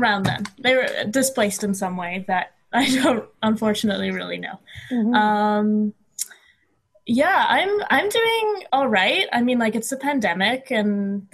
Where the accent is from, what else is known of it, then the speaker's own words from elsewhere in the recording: Ottawa, Ontario, Canada; moved away as an adult; now in Montreal, Canada; I was born in Ottawa, but I've lived in Montreal for the past 6-ish years now